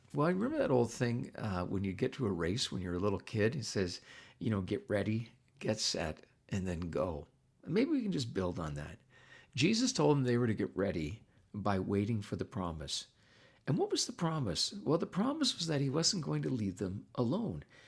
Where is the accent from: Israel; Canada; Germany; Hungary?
Canada; I'm not an American, I'm a Canadian